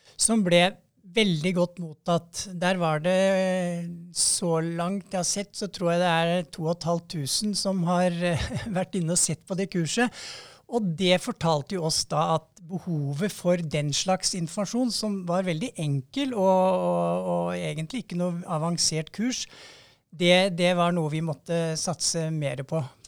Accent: Romerike, Akershus, Norway; jeg er jo fra Romerike

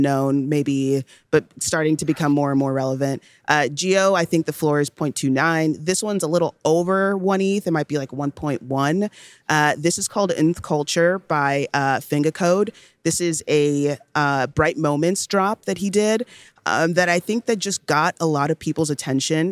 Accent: Nigeria; I was born in Nigeria

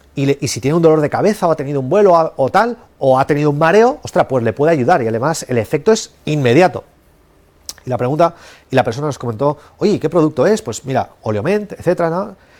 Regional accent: Spain; yo soy de España

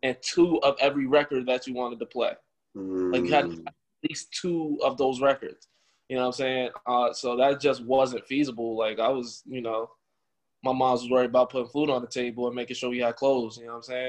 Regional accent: Albany, New York, United States; also born or lived in Brooklyn, New York; I'm located in Albany, New York. That's my home. That's not my birthplace, but that's my home. I was born in Brooklyn

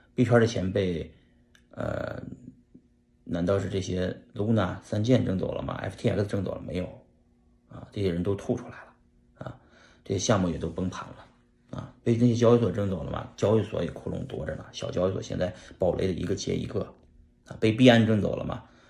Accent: China; 我们中国人

